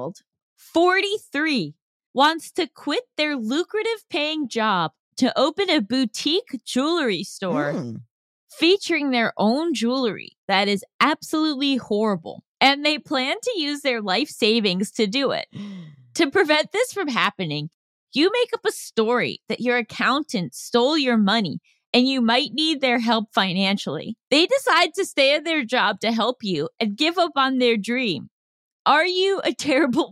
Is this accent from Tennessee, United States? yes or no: no; New York, United States; I was born in New York